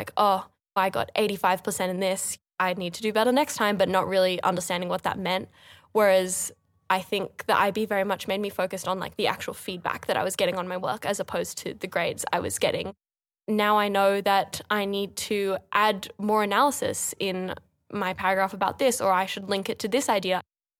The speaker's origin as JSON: {"language": "English", "town": "Sydney", "region": "New South Wales", "country": "Australia", "tie": "born or raised there", "said": "I was born and raised in Sydney. I've always lived here, but I'm a dual US and Australian citizen. Both my parents were born in the States."}